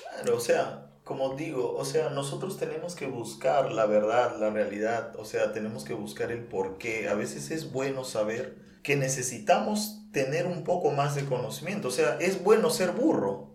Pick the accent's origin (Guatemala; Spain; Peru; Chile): Peru; Nauta, Loreto; moved away; also born or lived in Lima; un pueblo que queda una hora Nauta, que es donde yo nací